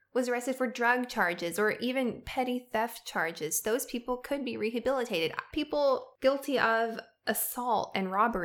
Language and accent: English; the South, United States; And as a Southerner, I feel really disturbed by this information because, as we've mentioned before, for-profit prisons are kind of centered in the South